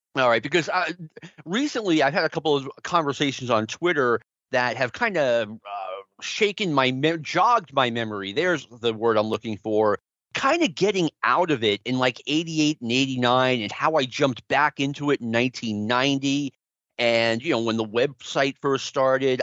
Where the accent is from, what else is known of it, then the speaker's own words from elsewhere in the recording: New York City, New York, United States; I was a big Mets fan as a kid growing up in Jackson Heights